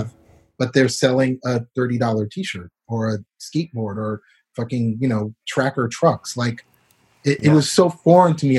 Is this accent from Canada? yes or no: yes; Canada; moved away as an adult; also born or lived in Barbados / Brooklyn, New York; now in Los Angeles, United States; I grew up in Canada